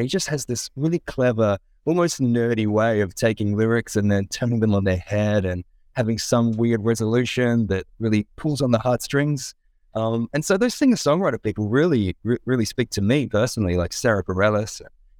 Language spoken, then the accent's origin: English; Adelaide, South Australia, Australia; I'm now based in Adelaide, South Australia. So I have returned to my hometown, returned to the roots.